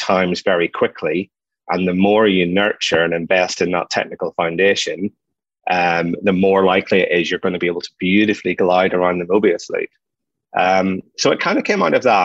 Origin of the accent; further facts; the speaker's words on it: Ireland; I'm an Irish guy